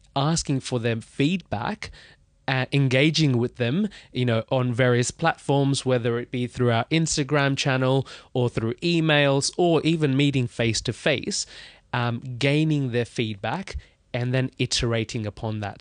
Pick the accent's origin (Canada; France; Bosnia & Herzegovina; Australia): Australia; Melbourne, Victoria; moved away as an adult; also born or lived in India / Webuye, Kenya; now in London, United Kingdom; I grew up in Australia. Uh, long story, uh, but I was born in India. Um, when I was about two, two years old, we moved to Kenya